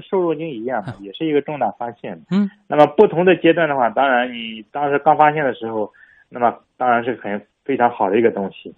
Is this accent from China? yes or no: yes; China; 我们中国人